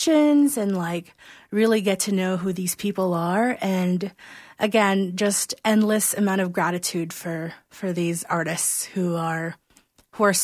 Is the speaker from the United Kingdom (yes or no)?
no; Philippines; now in Calgary, Canada; I was born and raised in the Philippines